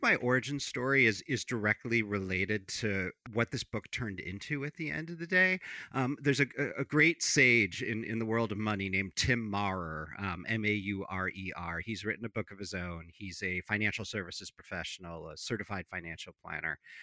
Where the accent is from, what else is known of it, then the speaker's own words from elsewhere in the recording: Chicago, Illinois, United States; I come from Chicago.